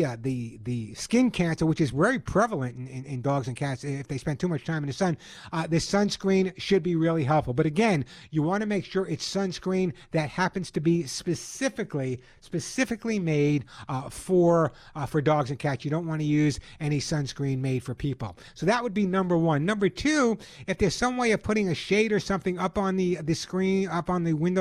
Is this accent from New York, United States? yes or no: yes; Long Island, New York, United States; now in Southern California, United States; when you grew up on Long Island like I did